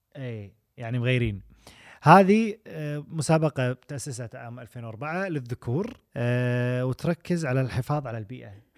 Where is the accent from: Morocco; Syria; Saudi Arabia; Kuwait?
Kuwait; كان عندنا بالكويت